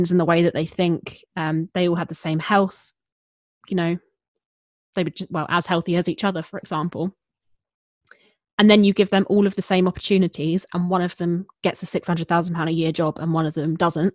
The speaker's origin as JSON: {"language": "English", "area": "Hertfordshire", "region": "East of England", "country": "United Kingdom", "tie": "born or raised there", "said": "I grew up in Hertfordshire"}